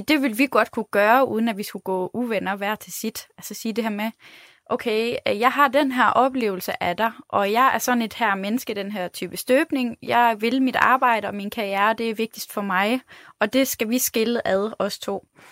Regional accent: Denmark

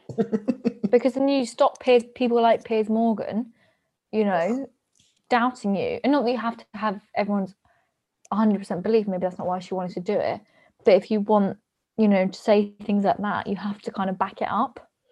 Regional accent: United Kingdom; we as the British taxpayers

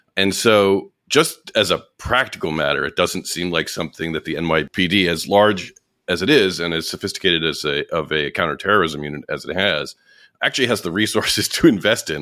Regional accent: New York, United States; as a New Yorker

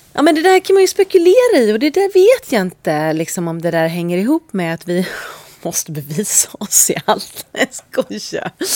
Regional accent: Sweden; moved away as an adult; also born or lived in London; Jag är så svensk

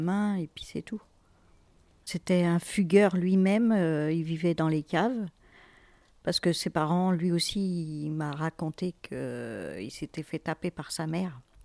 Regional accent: Fontainebleau, Île-de-France, France; now in Villeneuve-sur-Yonne, France; j'ai grandi euh, à Fontainebleau, dans une cité.

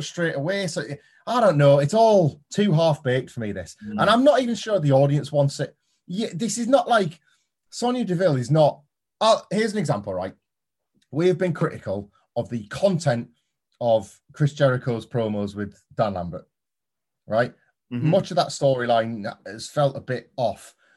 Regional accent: United Kingdom; us Brits

